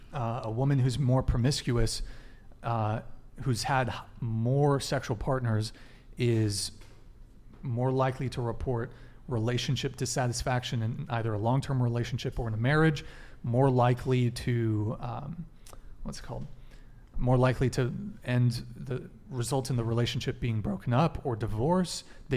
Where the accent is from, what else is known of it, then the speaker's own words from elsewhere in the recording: Santa Barbara, California, United States; I grew up in Santa Barbara.